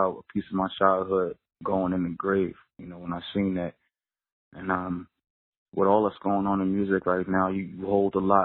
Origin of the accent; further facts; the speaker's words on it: Yonkers, New York, United States; I'm from Yonkers